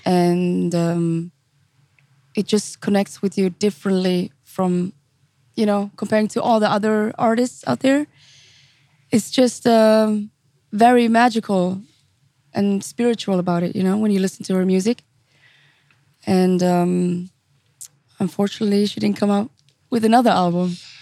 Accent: St. Gallen, Switzerland; also born or lived in Zurich; I was born and raised in Switzerland

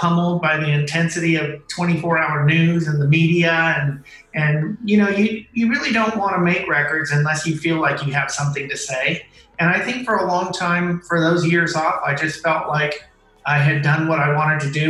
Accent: Oakland, California, United States; I am 100% Mexican, but I was born in Oakland, California

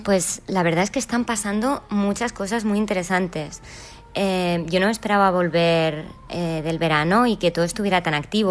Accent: Lloret de Mar, Catalonia, Spain; yo soy de Lloret de Mar

